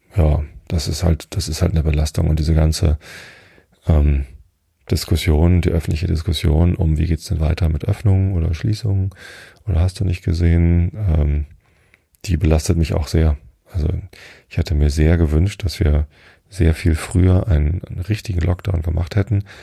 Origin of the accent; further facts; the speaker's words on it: Germany; also born or lived in Hamburg; Aufgewachsen bin ich in Vistit. Das ist nur zwei Dörfer weiter.